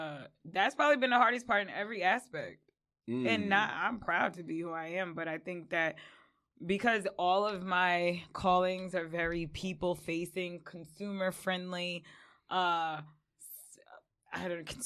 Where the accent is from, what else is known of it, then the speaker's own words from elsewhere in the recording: West Babylon, New York, United States; I'm a cool girl from the South Shore, but I am from West Babylon.